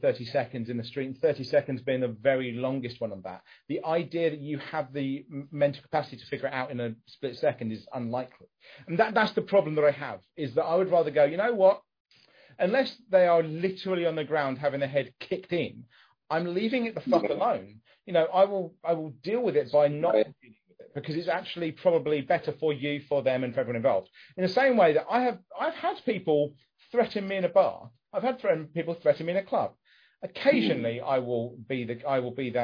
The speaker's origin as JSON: {"language": "English", "country": "United Kingdom", "said": "I'm British"}